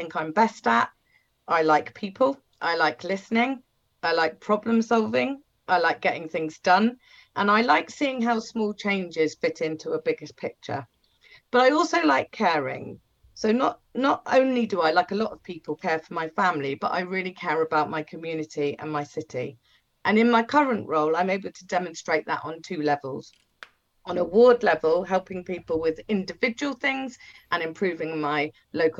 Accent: Portsmouth, South East England, United Kingdom; moved away as an adult; also born or lived in East London; I was born and raised in Southsea. I come from many, many generations of a proud Portsmouth family

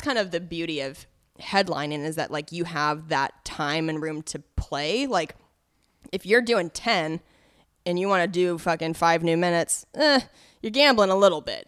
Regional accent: Cheney, Washington, United States; also born or lived in Spokane, Washington; I'm from Spokane, but I grew up for, like, uh, middle school and high school in Cheney, Washington, which is, is much smaller, right outside of Spokane

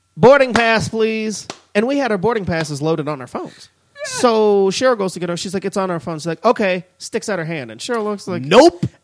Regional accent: United States

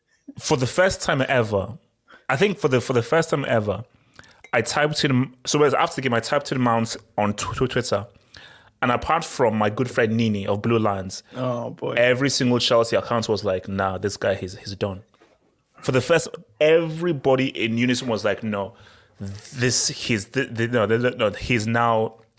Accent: Nigeria; So yes, I'm a true Nigerian.

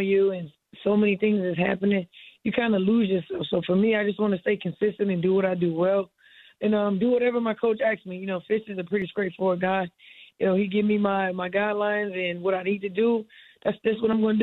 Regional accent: Miami, Florida, United States; I'm from Miami

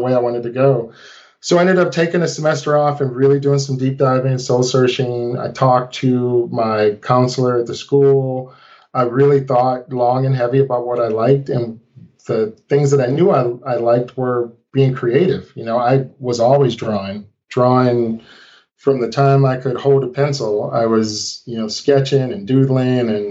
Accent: St. Louis, Missouri, United States; I grew up in St. Louis, Missouri

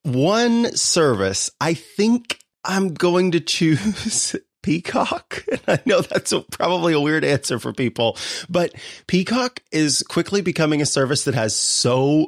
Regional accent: Missouri, United States; now in California, United States; I'm a Missourian originally.

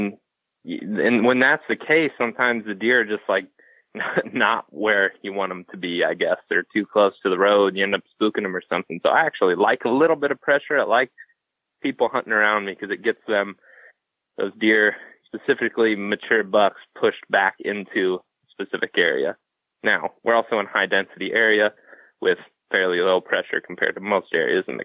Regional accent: Ohio, United States; we're from Ohio and Wisconsin

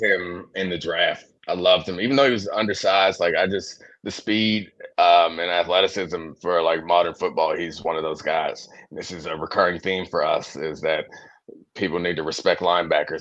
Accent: Baltimore, Maryland, United States; moved away as an adult; now in Washington, DC, United States; I grew up in Baltimore. I live in DC now

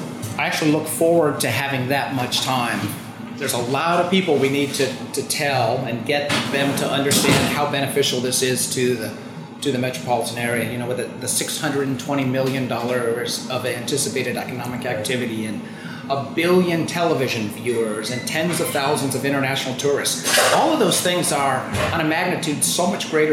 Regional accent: Kansas City, Missouri, United States; we're Kansas Cityans

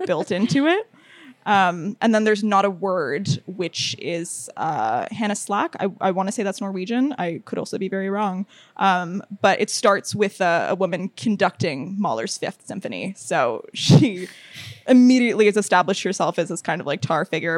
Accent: United States; now in Toronto, Canada; I was born in the States

